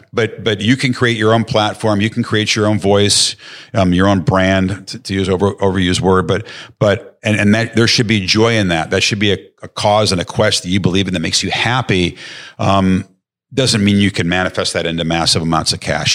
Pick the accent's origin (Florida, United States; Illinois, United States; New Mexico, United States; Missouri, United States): Illinois, United States; outside of Chicago; I grew up outside of Chicago